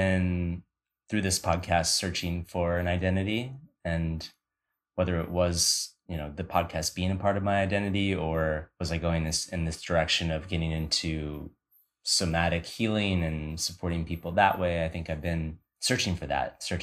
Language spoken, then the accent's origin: English; Chicago, Illinois, United States; moved away as an adult; now in Costa Rica; I'm from Chicago